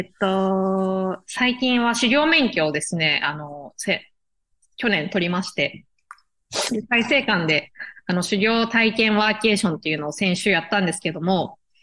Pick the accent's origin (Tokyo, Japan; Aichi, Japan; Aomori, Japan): Tokyo, Japan; moved away as an adult; now in Fukuoka, Japan; 出身は東京です。で、1年半前ぐらいに福岡に移住してきて